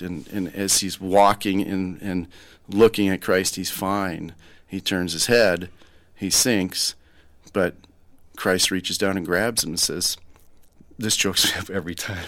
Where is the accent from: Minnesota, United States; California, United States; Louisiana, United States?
Minnesota, United States; Rochester; I'm born and raised in Rochester, Minnesota